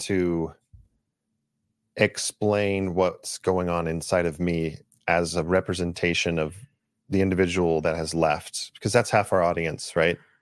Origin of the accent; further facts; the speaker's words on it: Los Angeles, California, United States; I grew up in Los Angeles area